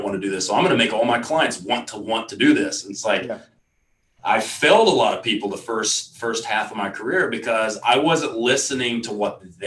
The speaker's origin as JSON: {"language": "English", "region": "Texas", "country": "United States", "said": "I come from Texas"}